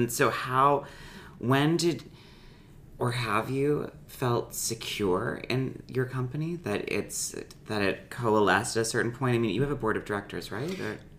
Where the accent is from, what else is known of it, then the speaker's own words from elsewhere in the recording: Midwest, United States; We're from the Midwest.